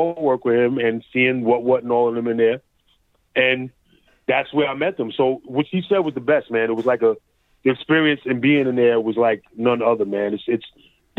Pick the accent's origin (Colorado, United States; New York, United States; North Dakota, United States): New York, United States; New York City; also born or lived in Bronx; now in Boston, United States; I was from Queens